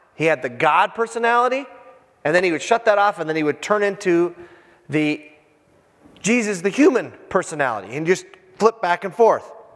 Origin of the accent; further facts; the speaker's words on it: Iron Range, Minnesota, United States; I'm from the Iron Range